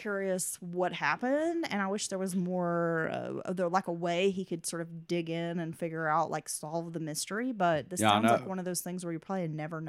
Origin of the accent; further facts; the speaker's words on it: Virginia, United States; I grew up in Virginia and found your podcast looking into the Lolly Wienans and Julie Williams case, which has always fascinated me growing up.